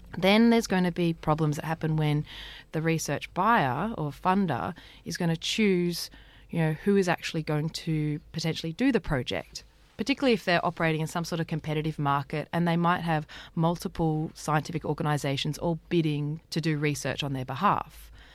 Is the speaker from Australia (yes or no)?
yes; Australia; we as Australian people